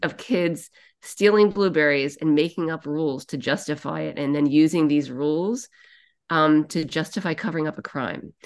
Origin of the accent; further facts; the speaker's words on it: Annapolis, Maryland, United States; also born or lived in New Hampshire; now in Boston, United States; I live part-time in Boston and part-time in New Hampshire, but I'm actually from Annapolis, Maryland.